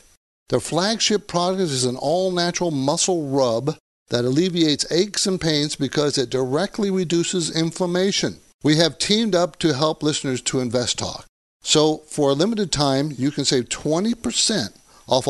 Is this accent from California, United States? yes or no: yes; San Diego, California, United States; also born or lived in Olympia, Washington / Seattle, Washington; moved to San Diego. I grew up in San Diego, but I was born there